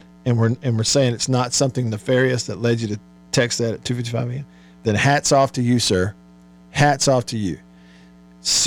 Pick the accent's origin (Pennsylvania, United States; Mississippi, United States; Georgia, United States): Mississippi, United States; Tupelo; here in my hometown of Tupelo